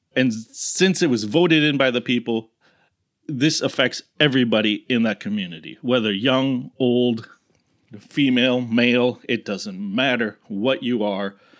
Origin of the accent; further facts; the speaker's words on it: United States; as an American